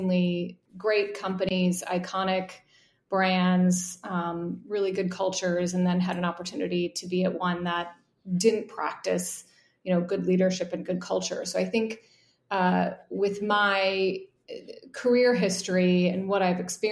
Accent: Midwest, United States; I grew up in the Midwest

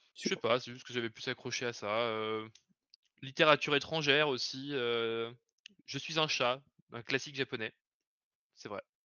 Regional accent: Lyon region, Auvergne-Rhône-Alpes, France; je viens de la région de Lyon

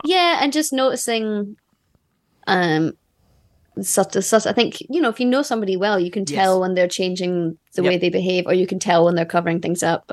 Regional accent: Scotland, United Kingdom; I'm Scottish

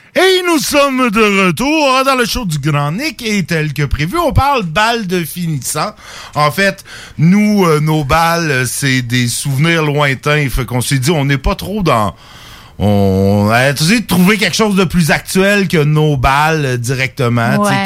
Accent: Saint-Jérôme, Quebec, Canada; born or raised there; now in Quebec City, Canada

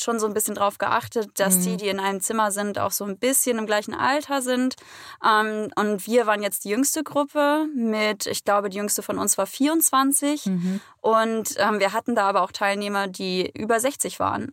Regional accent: Mecklenburg-Vorpommern, Germany; now in Hamburg, Germany; komme ursprünglich aus dem schönen Mecklenburg-Vorpommern

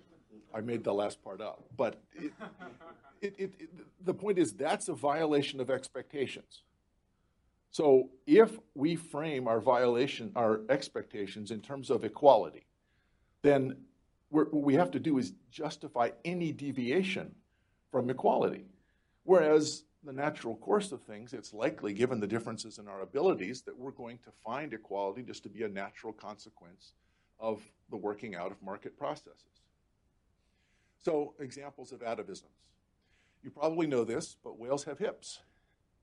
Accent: rural Florida, United States; moved away; also born or lived in North Carolina / Germany; I grew up in rural Florida.

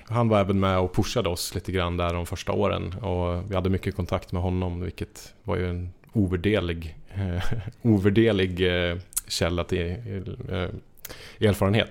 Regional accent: Njutånger, Gävleborg County, Sweden; jag är från Njutånger i Hälsingland

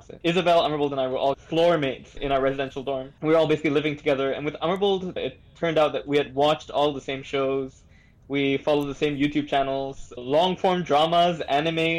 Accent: Singapore; as a Singaporean

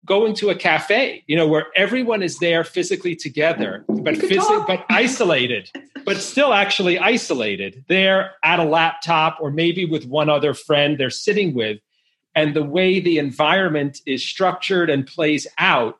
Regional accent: New York, United States; I grew up in New York

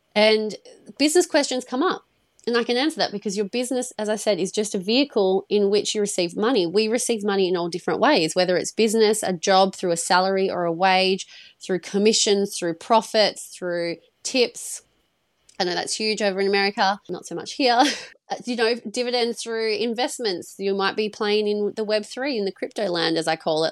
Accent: Perth, Western Australia, Australia; I'm from Perth in Australia. I'm from the west side.

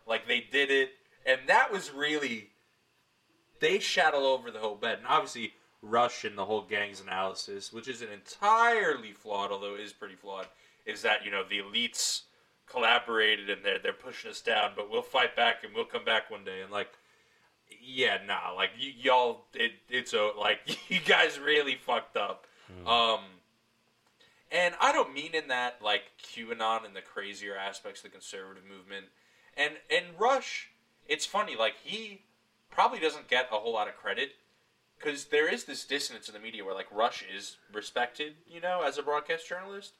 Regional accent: Long Island, New York, United States; I grew up on Long Island

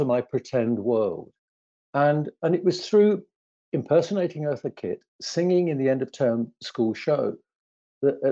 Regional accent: London, United Kingdom; the big, huge council estate where I grew up in the East End of London

